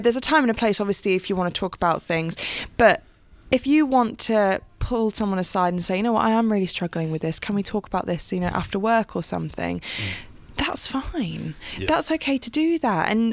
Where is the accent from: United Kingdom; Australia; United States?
United Kingdom; we come from Italian background. Italians are very emotive and very passionate, but we also don't talk about our feelings a lot of time. And especially being British as well